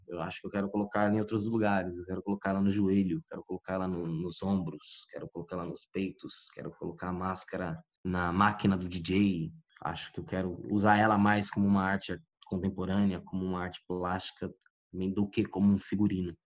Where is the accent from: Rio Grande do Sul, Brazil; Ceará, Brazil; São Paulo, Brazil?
São Paulo, Brazil; Guarulhos; Eu cresci, nasci e cresci em Guarulhos